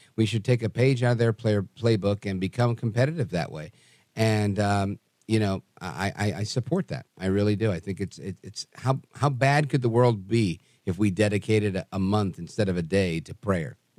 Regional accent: New York City, New York, United States; I grew up in Brooklyn with black people.

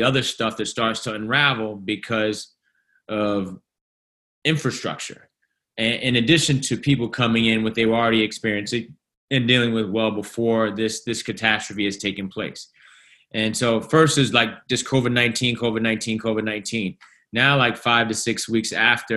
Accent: New York City, New York, United States; literally across the street from my elementary school. I went to PS 235.

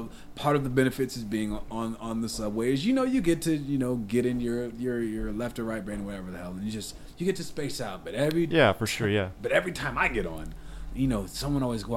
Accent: Lansing, Michigan, United States; I'm from Lansing

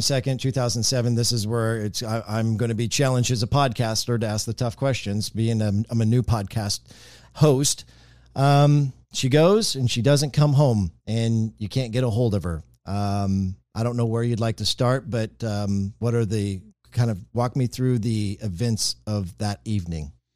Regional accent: Marysville, Kansas, United States; moved away; my hometown is Marysville, Kansas

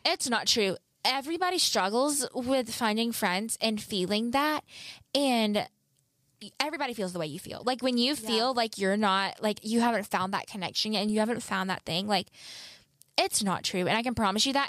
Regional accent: the South, United States; accent: southern; I am from the South

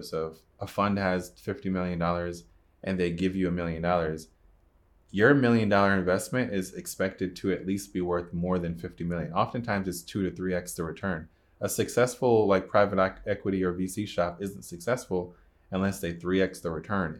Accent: Jamaica; I'm Jamaican

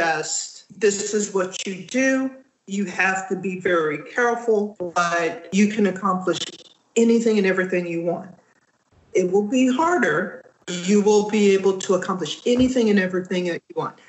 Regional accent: Texas, United States; moved away; also born or lived in Louisiana; I grew up in Texas

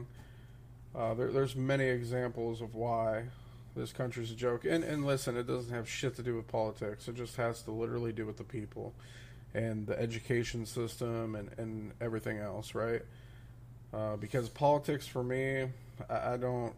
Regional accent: Midwest, United States; moved away as an adult; now in Florida, United States; I'm originally from the Midwest, right? So there's not really a lot of diversity like there is here in Florida. So, like, growing up in the Midwest

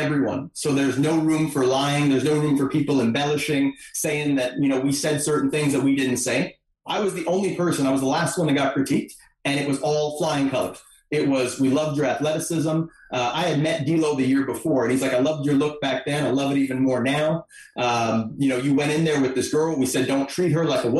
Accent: Montreal, Quebec, Canada; I'm here from Montreal.

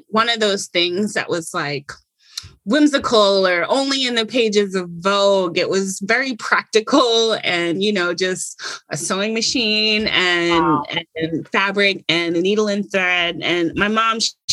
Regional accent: Stone Mountain, Georgia, United States; also born or lived in Brooklyn, New York; living in Stone Mountain, Georgia, which sounds really country and rural, but it's actually, let's say 30 minutes outside of Atlanta proper

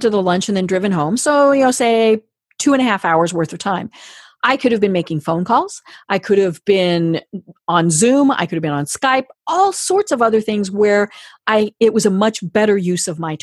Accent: Colorado, United States; I'm from Colorado

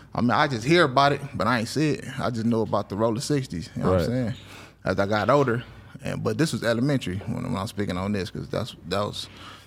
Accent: Los Angeles, California, United States; I grew up in the Crenshaw District, specifically on 8th Ave and 63rd.

